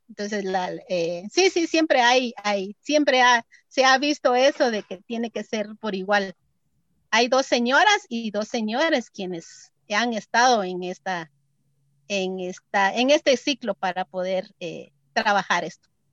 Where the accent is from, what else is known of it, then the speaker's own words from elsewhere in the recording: Momostenango, Totonicapán, Guatemala; soy originaria de Momostenango